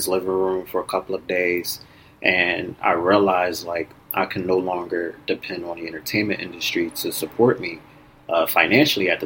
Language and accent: English; Philadelphia, Pennsylvania, United States; moved away as an adult; now in Los Angeles, United States; Born and raised in Philadelphia, but currently live in Los Angeles